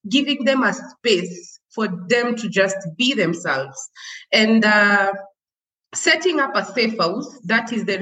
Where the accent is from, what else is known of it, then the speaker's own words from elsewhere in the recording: Nairobi, Kenya; also born or lived in Kajiado, Kenya; I was born and raised in Kibra. It's, you know, it's the largest slum